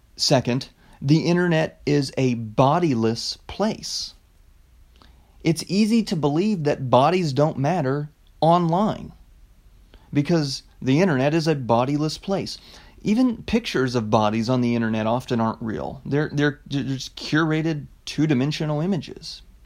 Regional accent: United States; as an American

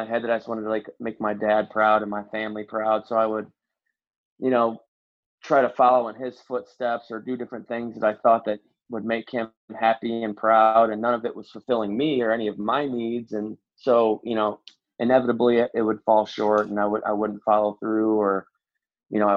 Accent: Indiana, United States; moved away as an adult; also born or lived in Nashville, Tennessee; I'm from Indiana

